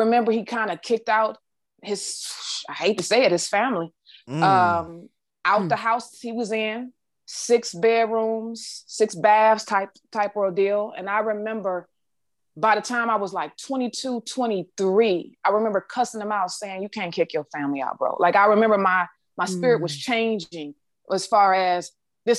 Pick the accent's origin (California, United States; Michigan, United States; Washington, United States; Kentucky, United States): Michigan, United States; Detroit; I'm from Detroit